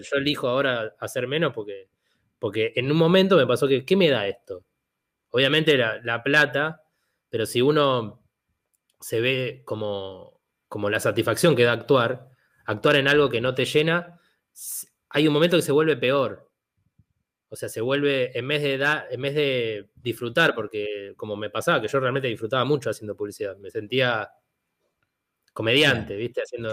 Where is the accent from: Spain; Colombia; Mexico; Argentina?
Argentina; soy argentino o soy a lo sumo un italiano